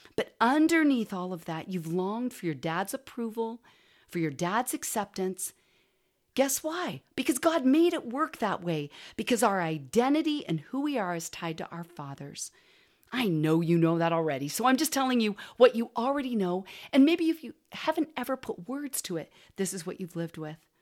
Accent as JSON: {"language": "English", "town": "Portland", "region": "Oregon", "country": "United States", "tie": "born or raised there", "also_born_or_lived": "California", "said": "when I was in fourth grade, we moved from California to Portland so my dad could go to Western Seminary"}